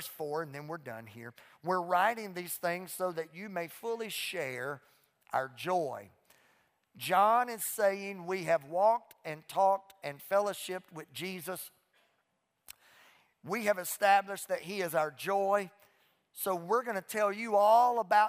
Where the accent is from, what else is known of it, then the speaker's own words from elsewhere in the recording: Louisiana, United States; also born or lived in Mississippi; now in Fort Worth, United States; I was raised in Louisiana, and now I live in Texas